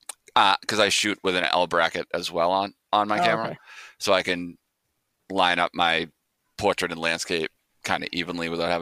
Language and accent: English; Quincy, United States; my hometown of Quincy